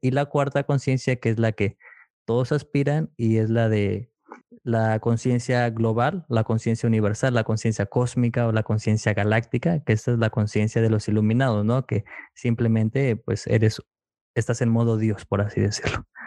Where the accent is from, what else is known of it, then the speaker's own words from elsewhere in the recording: McAllen, Texas, United States; yo soy de McAllen, Texas